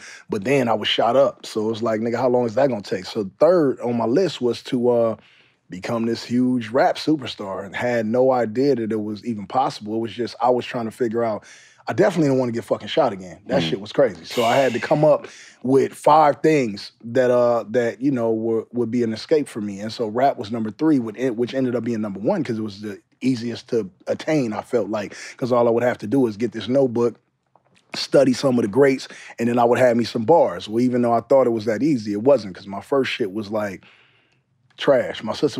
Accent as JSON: {"language": "English", "town": "Compton", "region": "California", "country": "United States", "said": "But I'm from Compton. So when I was recording, them niggas was thinking like I was on some New York freestyle shit."}